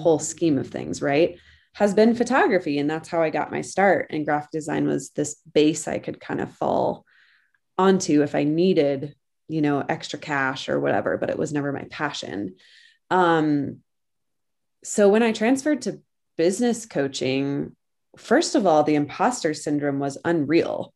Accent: Colorado, United States; moved away; I am originally from Colorado, and I grew up in the middle of nowhere on a ranch

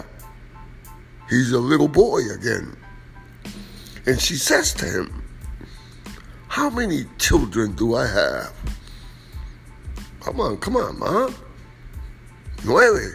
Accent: New York City, New York, United States; I am from Washington Heights

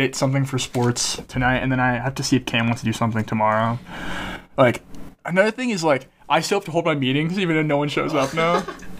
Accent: Virginia, United States; moved away; I am from Virginia

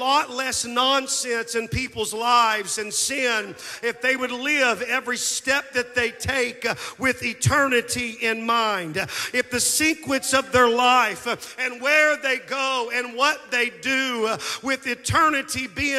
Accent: Anthony, Kansas, United States; moved away; also born or lived in Moss Bluff, Louisiana; After the divorce, we moved from Moss Bluff, Louisiana, to a small town in Anthony, Kansas

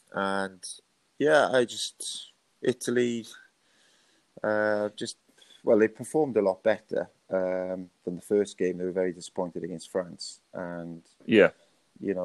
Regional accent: Wales, United Kingdom; as a Welshman

